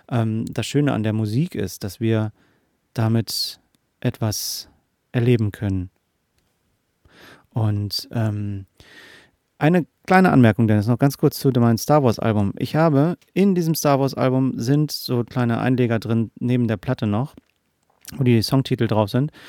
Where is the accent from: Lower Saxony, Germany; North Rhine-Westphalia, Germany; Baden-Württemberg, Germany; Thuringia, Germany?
Lower Saxony, Germany; Hanover; born there; Und wir sind beide in Hannover geboren.